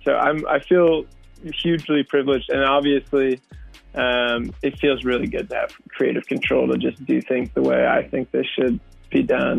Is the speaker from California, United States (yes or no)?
yes; San Francisco, California, United States; moved away as an adult; now in Los Angeles, United States; San Francisco is my hometown